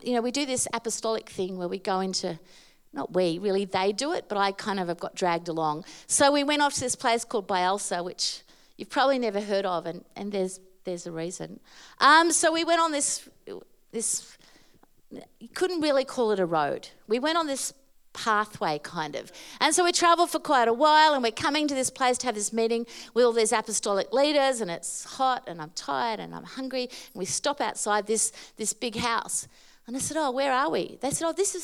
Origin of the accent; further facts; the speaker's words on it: Australia; I'm from Australia.